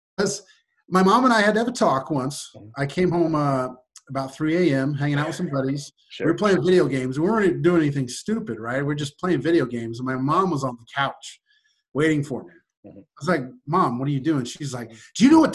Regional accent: Maryville, Missouri, United States; I grew up in Maryville, Missouri, which is where I went to school

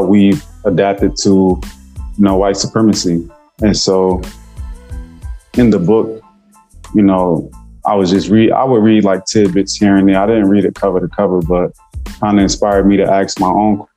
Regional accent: Newark, New Jersey, United States; me growing up in Newark

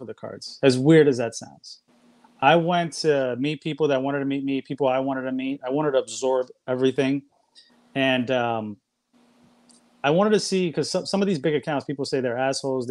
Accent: New York City, New York, United States; moved away as an adult; now in Florida, United States; I was born and raised in New York, but I'm currently in Florida right now

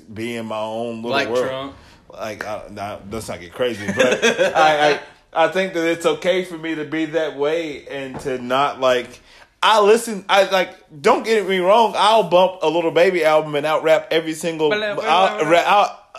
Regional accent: Trousdale County, Tennessee, United States; so I grew up in Trousdale County. Obviously, it's a small country town

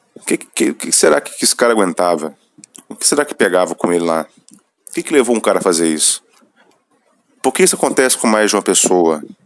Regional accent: Minas Gerais, Brazil; eu sou mineiro, então vou usar meu, meus vícios de linguagem

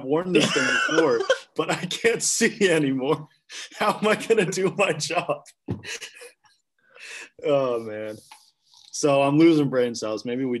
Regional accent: Clemson, South Carolina, United States; from Clemson, South Carolina.

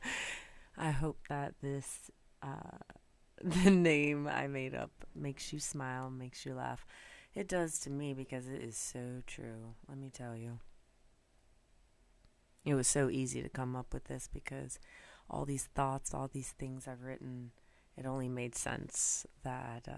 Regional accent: North Carolina, United States; moved away as an adult; now in New York, United States; I'm originally from North Carolina, grew up in the South, moved up to New York probably about, I don't know, 17 years ago, right after college.

